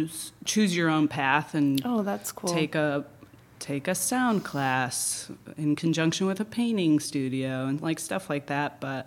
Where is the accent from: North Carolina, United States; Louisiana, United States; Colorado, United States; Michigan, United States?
Michigan, United States; Northville; now in Grand Rapids, United States; I grew up in the Metro Detroit area, and yeah, I grew up there in Northville, Michigan.